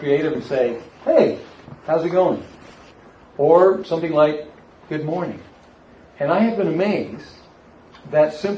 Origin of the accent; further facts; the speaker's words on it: South Florida, United States; moved away; back here to my hometown